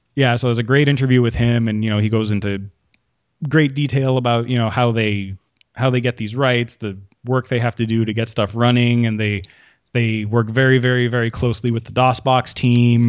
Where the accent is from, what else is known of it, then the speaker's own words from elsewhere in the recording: Quebec, Canada; I'm from Quebec and we have a weird school system